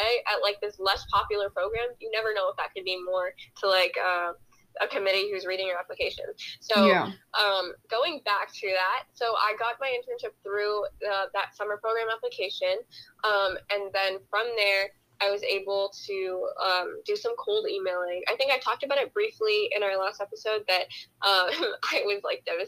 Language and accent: English; New York, United States; now in Texas, United States; I'm from New York and I moved here